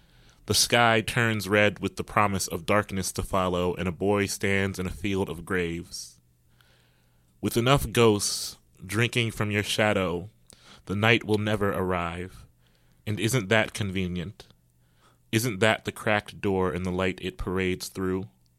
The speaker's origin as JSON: {"language": "English", "region": "Midwest", "country": "United States", "tie": "born or raised there", "said": "And I grew up in the States and the Midwest, as … did."}